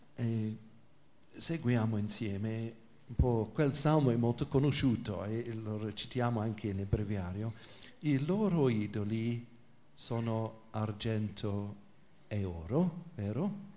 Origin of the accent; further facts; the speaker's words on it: England, United Kingdom; Italian is a second language; moved away; sono inglese, quindi l'italiano non è la mia lingua materna